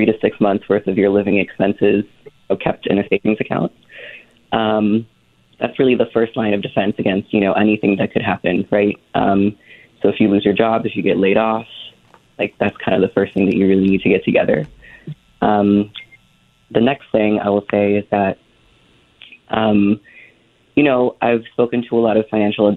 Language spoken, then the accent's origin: English; Philippines; I'm Filipino